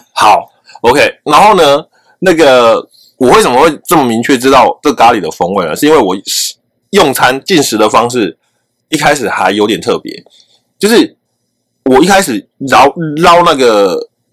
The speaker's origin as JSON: {"language": "Chinese", "country": "Taiwan", "said": "我们台湾人"}